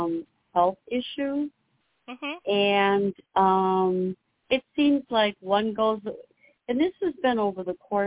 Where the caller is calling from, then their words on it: Illinois, United States; I'm from Illinois.